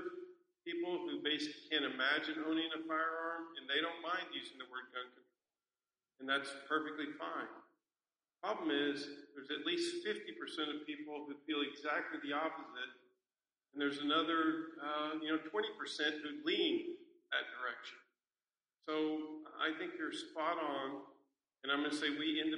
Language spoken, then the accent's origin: English; San Antonio, Texas, United States; I'm from San Antonio, Texas.